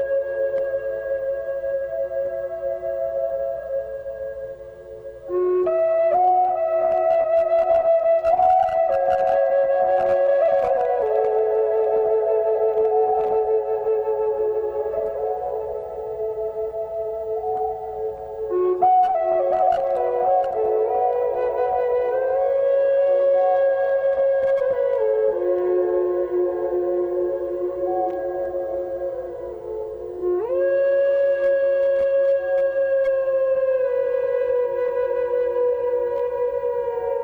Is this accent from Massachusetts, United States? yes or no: yes; Boston, Massachusetts, United States; I'm from Boston, and you know I used to canoe on the Concord River